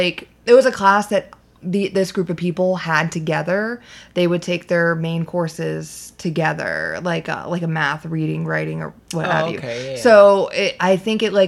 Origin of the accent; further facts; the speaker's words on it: Largo, Florida, United States; also born or lived in West Palm Beach, Florida; I moved from West Palm up to Largo, or the Seminole area